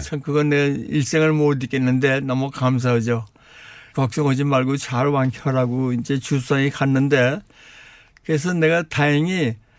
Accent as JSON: {"language": "Korean", "country": "South Korea", "tie": "born or raised there", "also_born_or_lived": "Canada", "moved": "as an adult", "lives_now": "Ontario, Canada", "said": "세계에서 제일 좋은 나라 한국에서 태어났고 한국에서 자랐고 근데 31세 때 또 세계에서 또, 또, 또 제일 좋은 나라 카나다에서 날 모셔갔습니다"}